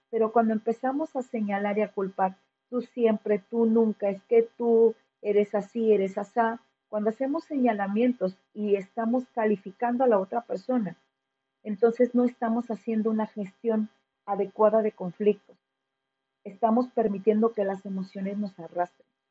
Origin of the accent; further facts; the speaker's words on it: Mexico; quienes somos mexicanos